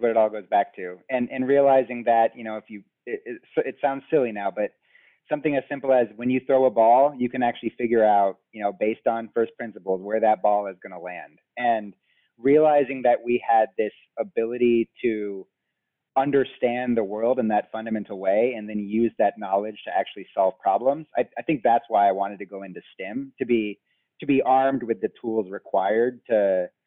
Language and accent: English; Seattle, Washington, United States; moved away as an adult; also born or lived in California; I grew up in Seattle, Washington